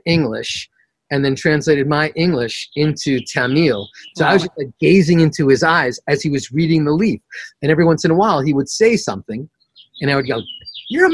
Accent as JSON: {"language": "English", "town": "New York City", "region": "New York", "country": "United States", "said": "I'm from Queens, the extremist"}